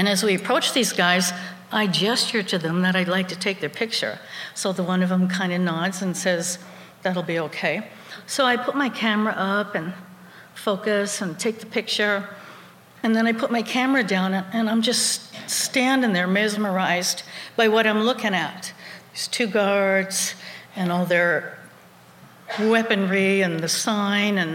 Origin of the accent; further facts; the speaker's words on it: United States; we're students from America